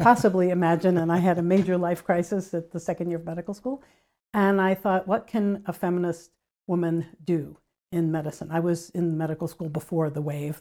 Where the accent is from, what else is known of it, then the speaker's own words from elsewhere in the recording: United States; as a U S citizen